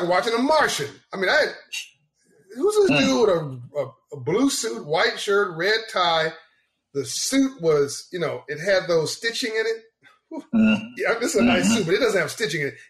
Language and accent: English; Los Angeles, California, United States; also born or lived in Compton, California; growing up in South Central LA and Compton